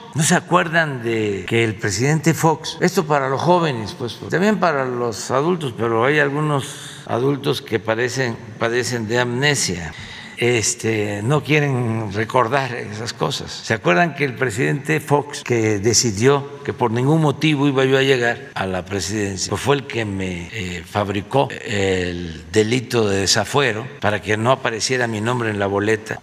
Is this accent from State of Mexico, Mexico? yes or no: no; Tepetitán, Tabasco, Mexico; nacido en Tepetitán, Macuspana, Tabasco